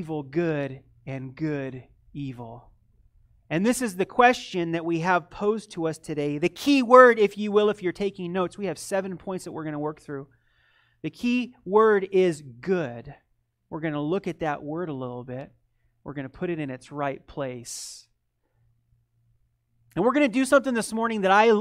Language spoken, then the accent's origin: English; United States; also born or lived in Eastern Europe; being an American